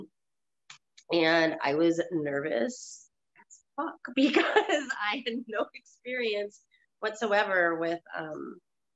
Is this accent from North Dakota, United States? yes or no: no; St. Louis, Missouri, United States; moved away as an adult; I was born in St. Louis and I lived there until 2007. So pretty much from the year I was born until 2007.